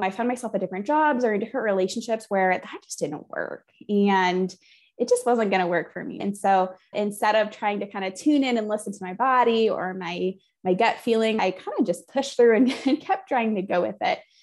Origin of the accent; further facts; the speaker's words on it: Flint, Michigan, United States; I grew up near Flint, Michigan, so in the outskirts of Flint, Michigan